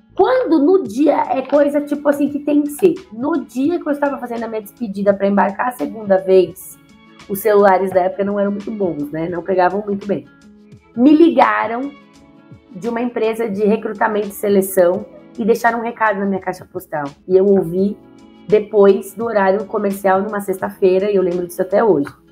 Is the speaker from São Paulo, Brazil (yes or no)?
yes; São Paulo, Brazil; Então eu sou nascida e criada em São Paulo, na Bela Vista, mais conhecida como Bexiga. É, muitas pessoas identificam meu sotaque por aí